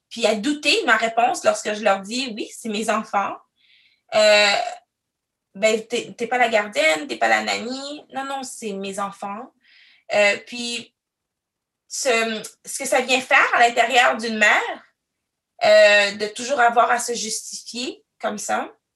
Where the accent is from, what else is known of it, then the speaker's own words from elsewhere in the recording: Quebec City, Quebec, Canada; also born or lived in Cameroon; now in Ottawa, Canada; Je suis arrivée au Canada, euh, plus précisément à Québec, la ville de Québec. Je suis arrivée, j'avais trois ans